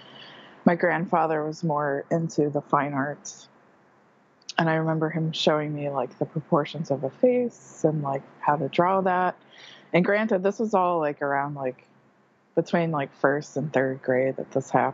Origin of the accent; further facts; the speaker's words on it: New Jersey, United States; moved away as an adult; also born or lived in Hampton, New Jersey; now in Bloomington-Normal, United States; I was born and raised in New Jersey, and I moved around a lot when I was younger and ended up in Hampton, New Jersey